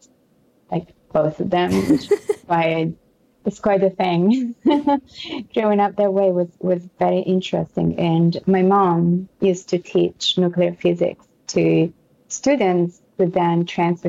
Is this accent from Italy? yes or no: yes; Florence, Tuscany, Italy; accent: Italian and French; English is a second language; moved away as an adult; now in New York City, United States; I'm from Florence in Italy.